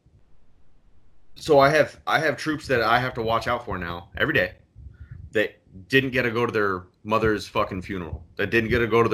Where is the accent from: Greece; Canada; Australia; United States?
United States; San Diego, California; moved away as an adult; now in Jacksonville, United States; I'm from San Diego